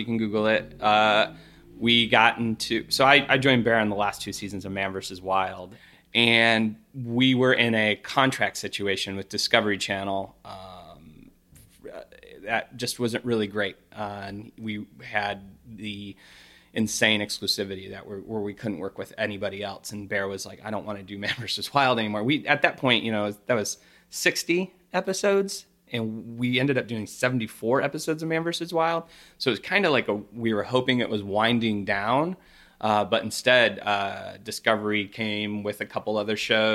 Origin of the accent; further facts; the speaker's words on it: Midwest, United States; I'm a person from the Midwest.